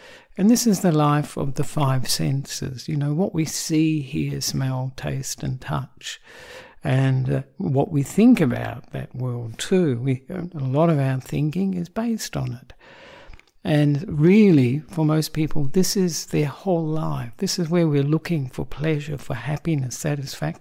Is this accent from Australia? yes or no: yes; Perth, Western Australia, Australia; also born or lived in Sri Lanka; I am an Australian monk who was born in Perth